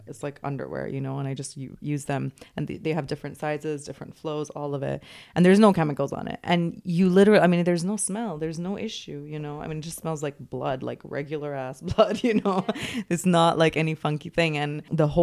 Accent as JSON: {"language": "English", "region": "Dubai", "country": "United Arab Emirates", "tie": "born or raised there", "said": "I grew up in Dubai"}